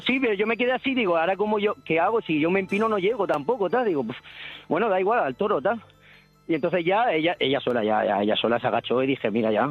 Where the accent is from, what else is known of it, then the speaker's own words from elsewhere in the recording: Cartagena, Region of Murcia, Spain; now in Benidorm, Spain; de Benidorm, pero soy de Cartagena.